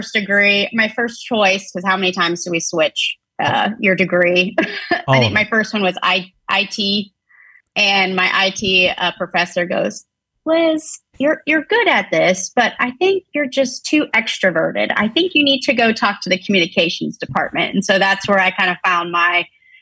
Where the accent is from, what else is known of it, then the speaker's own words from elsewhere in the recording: Pensacola, Florida, United States; also born or lived in Tampa, Florida / 30A area, Florida Gulf Coast; I'm originally from Pensacola, Florida